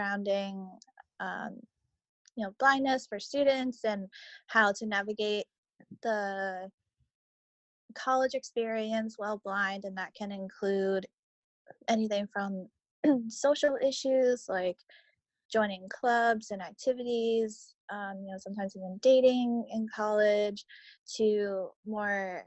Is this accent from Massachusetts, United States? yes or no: yes; Boston, Massachusetts, United States; I'm from Boston, and I go to school at Boston College studying sociology